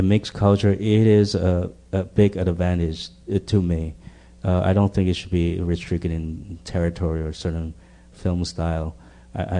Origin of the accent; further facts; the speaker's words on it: Taiwan; English is a second language; moved away as an adult; now in United States; And I grew up in Taiwan. I didn't come here until I was 23.